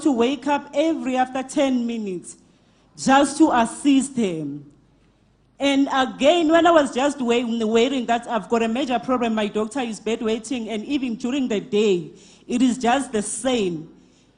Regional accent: Mpumalanga, South Africa; I'm from Mpumalanga

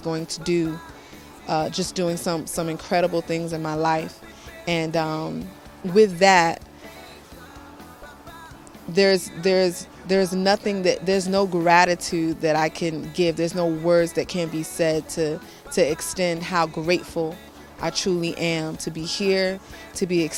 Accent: New York City, New York, United States; I'm from New York City, USA

